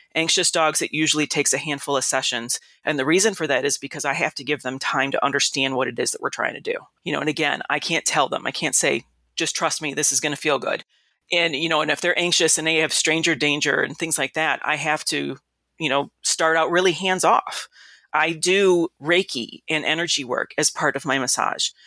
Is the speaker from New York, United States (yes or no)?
no; Detroit, Michigan, United States; also born or lived in Kalamazoo / Illinois; I'm from Detroit